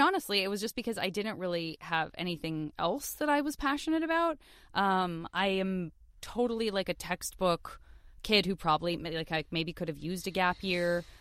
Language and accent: English; Tucson, Arizona, United States; I am from Tucson, Arizona, and I went to public school my, my whole youth